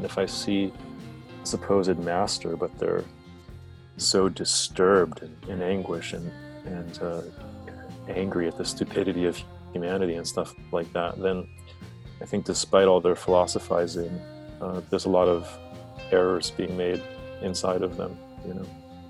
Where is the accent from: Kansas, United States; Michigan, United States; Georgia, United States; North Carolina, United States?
North Carolina, United States; also born or lived in Hawaii / New York; This was in the Southeast. The southeastern United States, or the South, as other people might know it around the world, North Carolina.